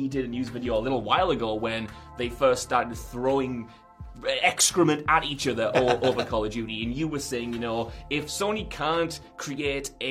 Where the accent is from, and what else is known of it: United Kingdom